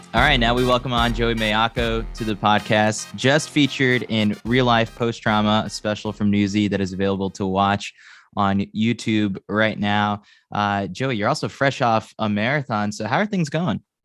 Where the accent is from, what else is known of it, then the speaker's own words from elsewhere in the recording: New York, United States; as a New Yorker